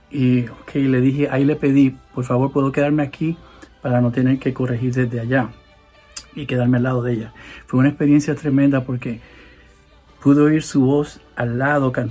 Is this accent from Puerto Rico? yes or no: yes; Puerto Rico; porque sabe que yo soy puertorriqueño y la salsa.